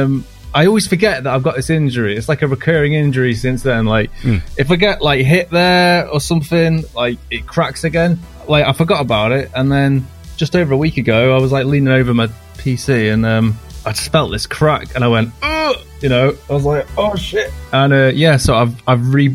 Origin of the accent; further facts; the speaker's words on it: Crewe, North West England, United Kingdom; moved away; that's where I was born and raised